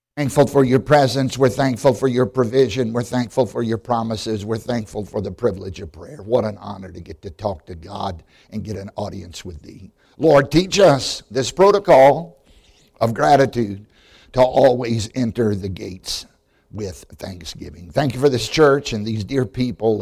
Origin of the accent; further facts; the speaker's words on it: Southside, Virginia, United States; I grew up in Southside, Virginia